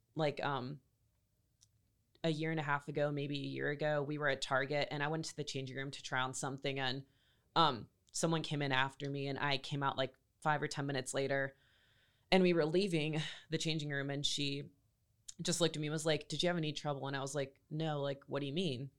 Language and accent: English; Greenville, North Carolina, United States; also born or lived in Raleigh, North Carolina; I grew up in Greenville um, half my life, and then I grew up in Raleigh the other half